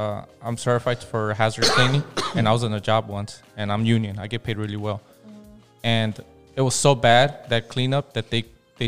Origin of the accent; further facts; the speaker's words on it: Compton, California, United States; I grew up in Compton.